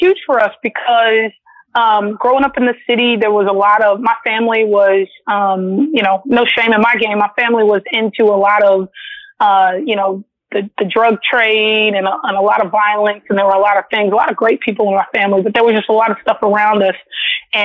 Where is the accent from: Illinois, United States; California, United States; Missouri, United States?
California, United States; Los Angeles; Yes, I am actually born and raised in Los Angeles, California, mm-hmm. but I'm born to a Southern queen and a Southern king. My mother and father are both from, my dad's from Pine Bluff, Arkansas, and my mom's from Little Rock.